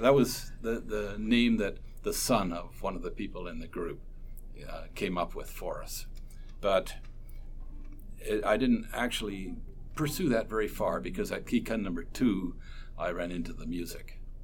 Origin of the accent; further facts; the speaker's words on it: Port Dover, Ontario, Canada; also born or lived in Brantford, Ontario; I was born in Brantford, Ontario, ah. but I grew up in Port Dover.